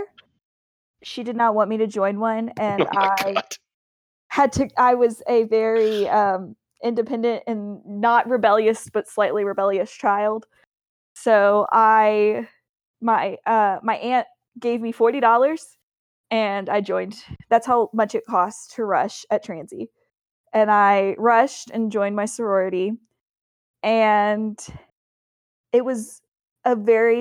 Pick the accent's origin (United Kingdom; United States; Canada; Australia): United States; Jeffersonville, Indiana; I grew up in Jeffersonville, Indiana, which is right across the river from Louisville, Kentucky